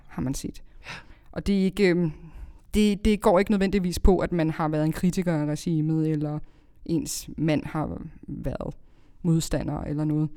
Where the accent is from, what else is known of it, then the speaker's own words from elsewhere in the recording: Greve, Zealand, Denmark; jeg er opvokset i Greve